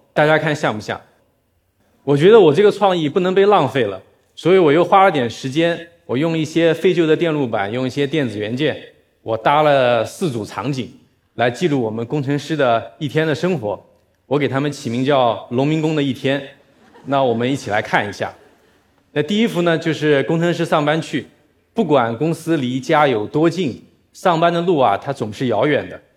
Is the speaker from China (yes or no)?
yes; Nanjing, Jiangsu, China; moved away as an adult; also born or lived in Shanghai; 我是一个南京人，我在上海工作生活过十七年